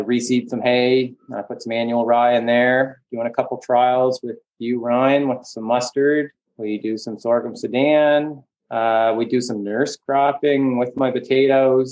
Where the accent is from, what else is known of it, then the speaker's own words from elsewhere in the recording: Charlottetown, Prince Edward Island, Canada; also born or lived in Nova Scotia; I grew up farming outside Cornwall. Well, I guess just outside Charlottetown on a mixed potato, beef